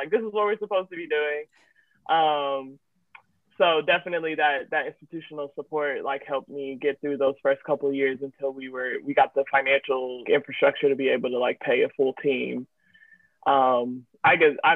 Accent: Indianapolis, Indiana, United States; moved away as an adult; now in Chicago, United States; I am originally from Indianapolis, and so that same Midwest energy.

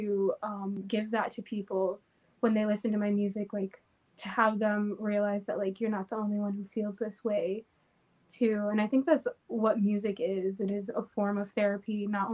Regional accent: Crestview, Florida, United States; moved away as an adult; now in Lansing, United States; I am originally from Florida, a town called Crestview. I grew up there and I just moved here about 2 years ago

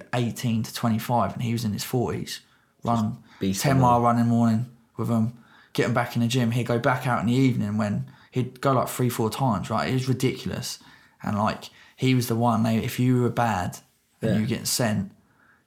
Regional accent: Aldershot, South East England, United Kingdom; we grew up in Aldershot

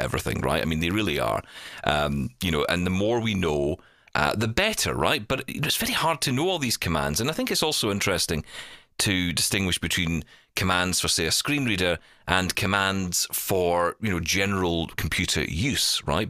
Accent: Glasgow, Scotland, United Kingdom; I grew up in East End of Glasgow

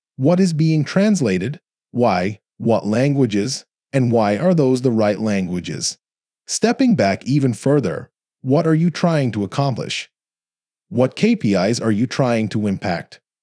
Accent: Texas, United States; also born or lived in South Korea; Dell was in my hometown

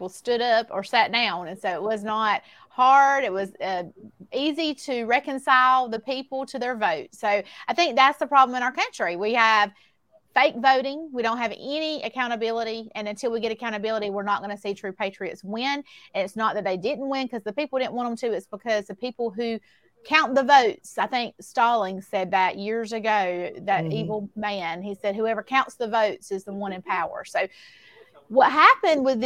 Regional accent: Baxley, Georgia, United States; I was born in Baxley. I've lived here all of my life, aside from when I was in college.

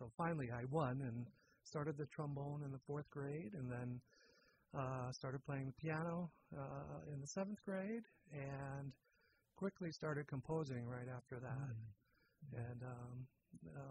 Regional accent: Lynn, Massachusetts, United States; moved away as an adult; now in Sonoma County, United States; I grew up in the Boston area.

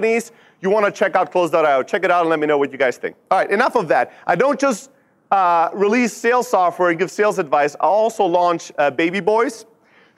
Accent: Germany; moved away as an adult; also born or lived in Greece; now in Silicon Valley, United States; born and raised in Germany, built multiple businesses there

